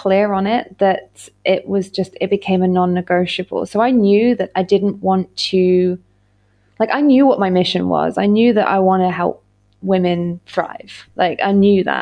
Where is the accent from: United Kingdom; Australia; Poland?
United Kingdom; I'm British as well